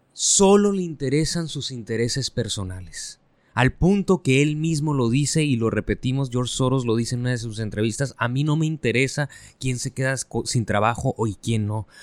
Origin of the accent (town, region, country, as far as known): Mexico